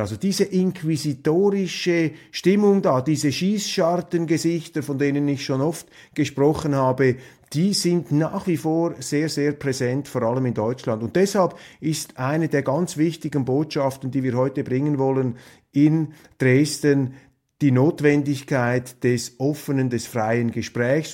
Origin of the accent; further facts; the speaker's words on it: Switzerland; die Schweizer, sie werden immer wieder unterschätzt. Und das hat auch mit unserem Akzent zu tun